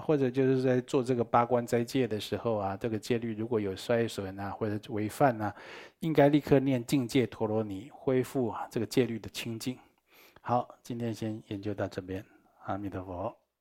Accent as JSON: {"language": "Chinese", "country": "Taiwan", "said": "我们台湾话讲"}